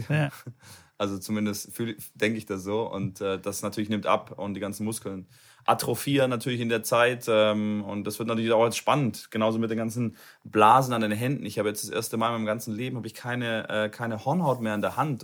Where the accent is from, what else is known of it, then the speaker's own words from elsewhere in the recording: Cologne, North Rhine-Westphalia, Germany; In Nordrhein-Westfalen, in Köln. Ich komme aus Köln.